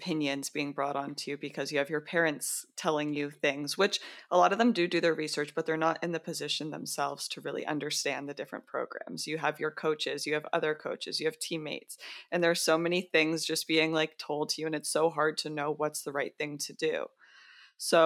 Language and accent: English; Canada; being a Canadian athlete trying to go to the States